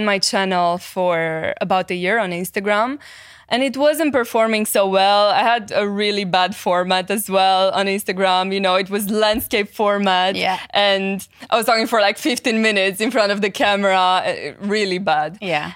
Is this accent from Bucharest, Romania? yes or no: no; Cluj-Napoca, Cluj County, Romania; English is a second language; I was born in Romania mm-hmm. in a city called Cluj.